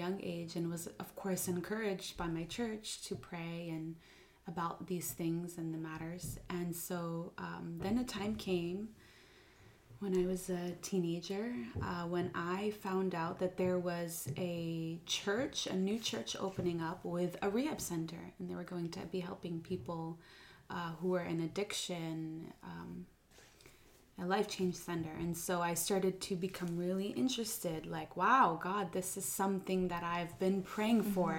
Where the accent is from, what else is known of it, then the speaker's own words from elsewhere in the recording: New Jersey, United States; born and raised in New Jersey, I was, and I grew up in a small church